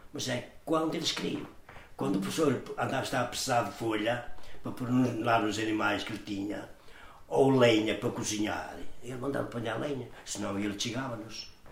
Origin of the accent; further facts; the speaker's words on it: Portugal; Eu nasci em São Trocado aqui no ciclo há uma estrada da parte de cima, uhum. chamam-lhe a Cruz. Nasci ali e depois ali vim pequenino